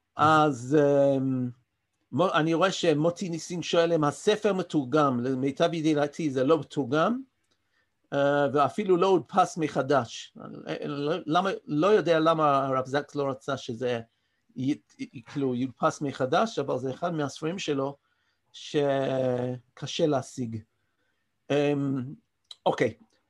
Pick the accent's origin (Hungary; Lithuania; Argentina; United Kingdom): United Kingdom; London; accent: English; first language English; Hebrew is a second language; moved away as an adult; now in Israel; נולדתי באנגליה וגדלתי שם